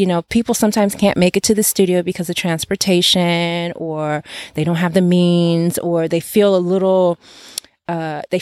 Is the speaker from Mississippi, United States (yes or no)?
no; Detroit, Michigan, United States; also born or lived in Nigeria; now in Los Angeles, United States; I'm originally from Detroit